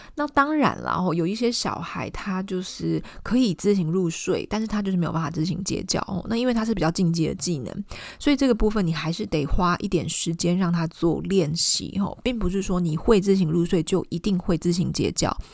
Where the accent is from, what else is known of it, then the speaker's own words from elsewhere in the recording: Taiwan; 我们台湾人